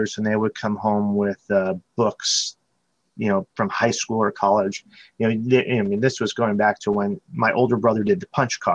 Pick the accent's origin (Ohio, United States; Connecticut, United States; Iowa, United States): Connecticut, United States; now in Chicago, United States; I grew up in Connecticut and made my way out to Chicago around the year 2000, and I've been living here ever since